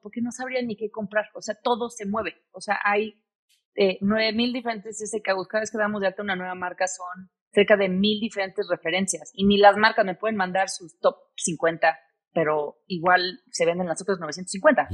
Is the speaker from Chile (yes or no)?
no; Mexico City, Mexico; moved away; also born or lived in United States; Mis papás, todos, toda mi familia es de aquí, de la Ciudad de México, soy sumamente mexicana